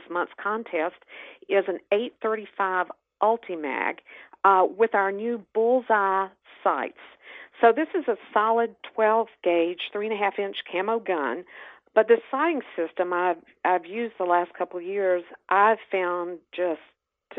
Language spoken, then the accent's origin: English; North Carolina, United States; growing up in North Carolina, my family visited the mountains every year.